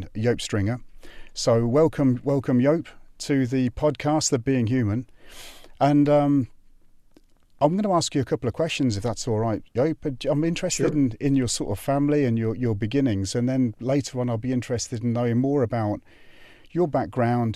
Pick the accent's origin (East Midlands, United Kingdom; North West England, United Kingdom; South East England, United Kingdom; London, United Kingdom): North West England, United Kingdom; Birkenhead; I'm originally from Birkenhead